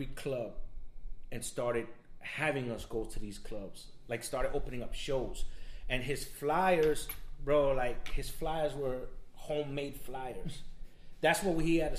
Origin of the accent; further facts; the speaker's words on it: New York, United States; moved away; also born or lived in South Florida; Originally from New York